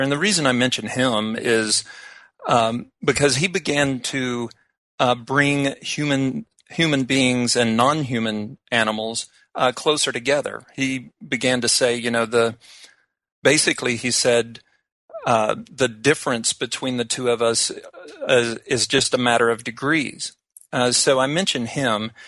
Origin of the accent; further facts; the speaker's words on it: Fort Worth, Texas, United States; moved away; now that I've moved from um, my hometown of Fort Worth